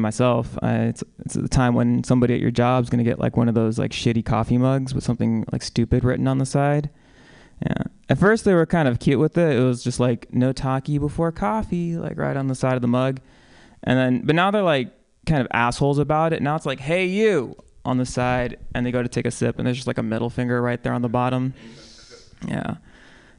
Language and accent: English; San Francisco, California, United States; also born or lived in San Diego; I grew up here